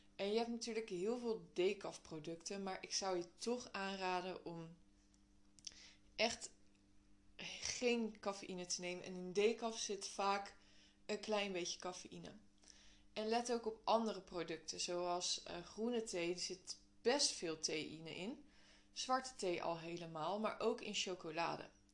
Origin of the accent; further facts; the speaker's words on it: Netherlands; wij als Nederlanders